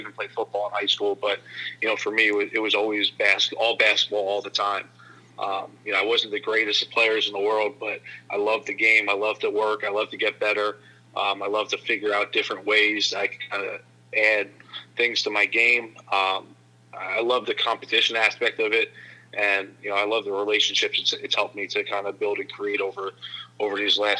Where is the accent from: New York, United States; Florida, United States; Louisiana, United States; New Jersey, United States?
New Jersey, United States; North Brunswick; I grew up in Central Jersey, North Brunswick, New Jersey. And, you know, I just grew up in an area where everybody who was kind of like in my inner circle played basketball.